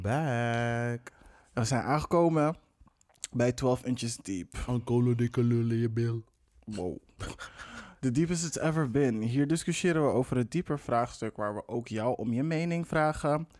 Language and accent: Dutch; Amsterdam, North Holland, Netherlands; Ik ben in de Belmar opgegroeid.